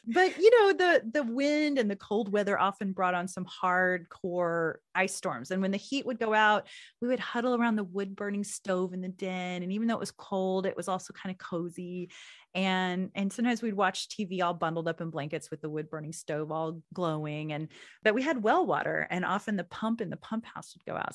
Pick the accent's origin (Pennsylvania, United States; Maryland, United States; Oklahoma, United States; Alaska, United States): Oklahoma, United States; moved away; I moved away from Oklahoma.